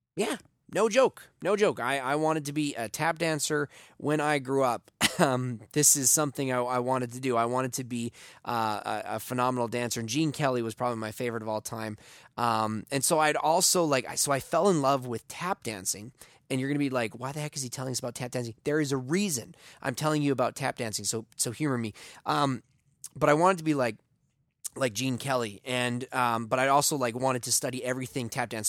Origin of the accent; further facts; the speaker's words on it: Taber, Alberta, Canada; a eight-year-old boy growing up in Tabor, Alberta